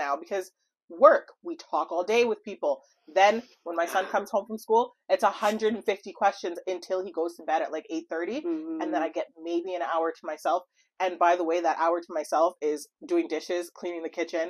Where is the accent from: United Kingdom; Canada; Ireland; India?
Canada; Montreal, Quebec; moved away; I was born and raised in Montreal, Quebec, and then I came here